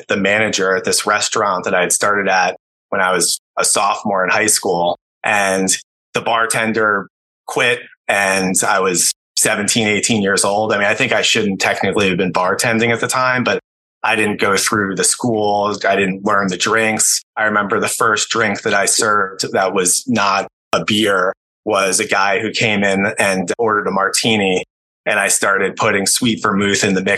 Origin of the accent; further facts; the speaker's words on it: Connecticut, United States; I grew up in the New York City area, outside the city, primarily in Connecticut